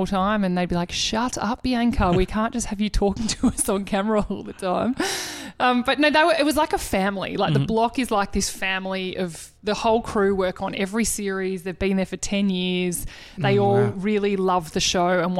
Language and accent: English; Melbourne, Victoria, Australia; we're from Melbourne.